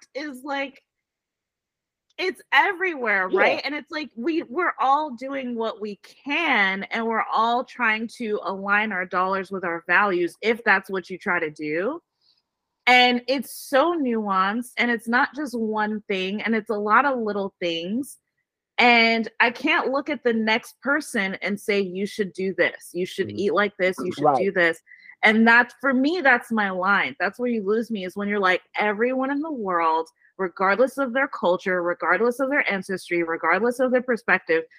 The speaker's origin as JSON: {"language": "English", "country": "Jamaica", "moved": "yes", "lives_now": "Atlanta, United States", "said": "As a Jamaican"}